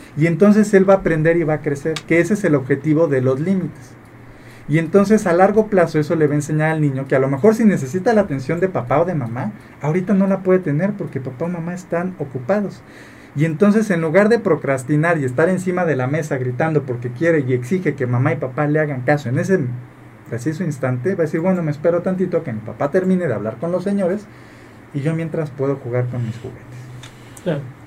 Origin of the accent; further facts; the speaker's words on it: Mexico; como mexicanos tenemos mucho esta costumbre